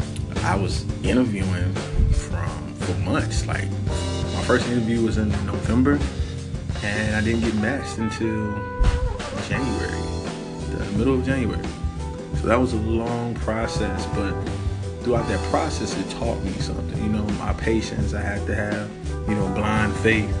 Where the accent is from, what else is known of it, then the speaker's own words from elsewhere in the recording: the South, United States; I'm from the South, so I grew up around, you know, tobacco fields, cotton fields, things of that nature